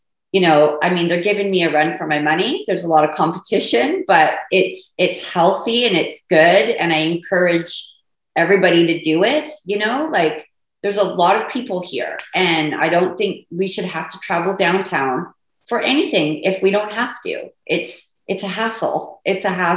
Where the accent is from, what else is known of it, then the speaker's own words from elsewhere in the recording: United Kingdom; also born or lived in England; now in Port Moody, Canada; I'm British